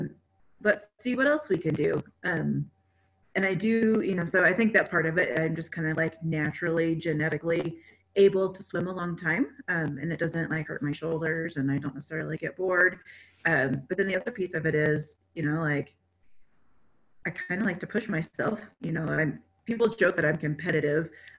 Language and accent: English; Texas, United States; now in Colorado, United States; I grew up in Texas